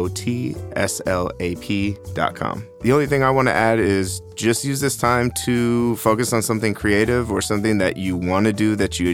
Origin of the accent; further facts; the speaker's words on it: Bay Area, California, United States; now in Long Beach, United States; I'm originally from the Bay Area, California. I currently live in Long Beach.